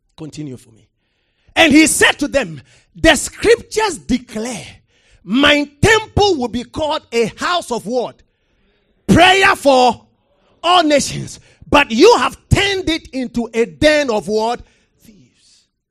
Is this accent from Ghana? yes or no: yes; Ghana